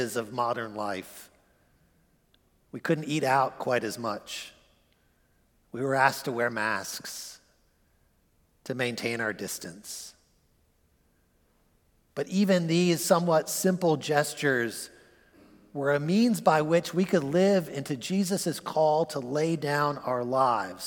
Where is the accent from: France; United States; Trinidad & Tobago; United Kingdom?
United States; As American Christians